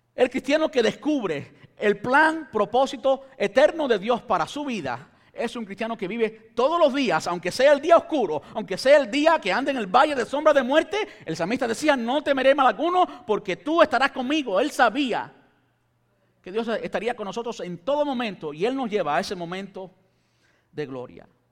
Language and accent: Spanish; Cuba; este cubano